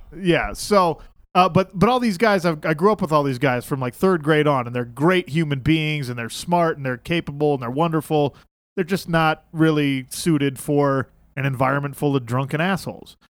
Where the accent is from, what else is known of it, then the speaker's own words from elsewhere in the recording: Salt Lake City, Utah, United States; I grew up in Salt Lake, so most of my friends here are pretty conservative Mormon kids